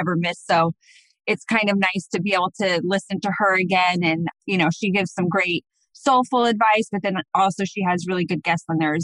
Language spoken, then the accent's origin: English; Phoenix, Arizona, United States; also born or lived in Scottsdale, Arizona; I actually am a native of Arizona, which is very, very, very rare out here